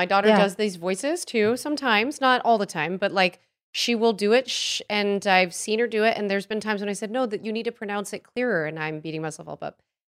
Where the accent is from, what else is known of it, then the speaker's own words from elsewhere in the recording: New York, United States; I know people who I grew up in New York